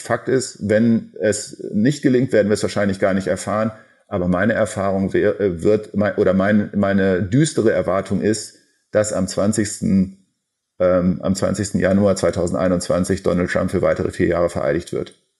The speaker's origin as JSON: {"language": "German", "country": "Germany", "said": "für uns als Deutsche und als Europäer"}